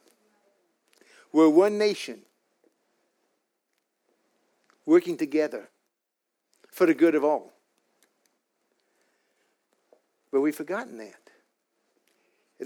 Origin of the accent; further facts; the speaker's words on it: United States; I'm an American with an Irish Indian heritage